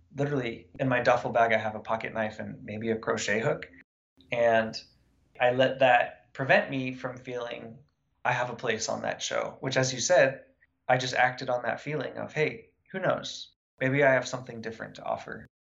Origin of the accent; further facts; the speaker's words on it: United States; growing up in Lake Tahoe, I lived in the woods